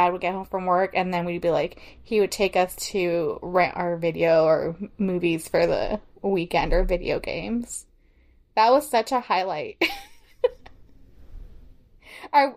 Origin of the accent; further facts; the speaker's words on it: Illinois, United States; when I was growing up in Illinois